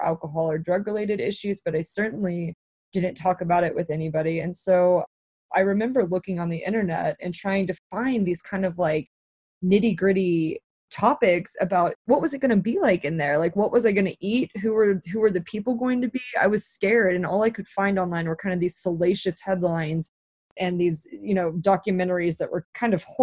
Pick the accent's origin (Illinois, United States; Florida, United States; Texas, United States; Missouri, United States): Texas, United States; Dallas; moved away as an adult; also born or lived in New York; I was back at home. I'm from Dallas, Texas.